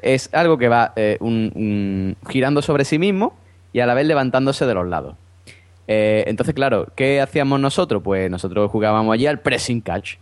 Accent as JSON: {"language": "Spanish", "town": "Cádiz", "region": "Andalusia", "country": "Spain", "said": "yo soy de Cádiz, en Cádiz no hay feria, o sea, en Cádiz capital no hay feria"}